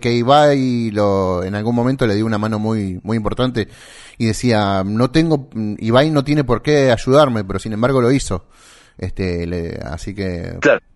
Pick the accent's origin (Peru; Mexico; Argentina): Argentina; Santa Fe; De Santa Fe, Argentina